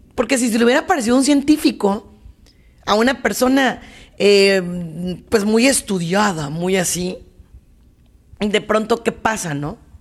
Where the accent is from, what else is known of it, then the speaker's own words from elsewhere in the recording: Mexico; como mexicana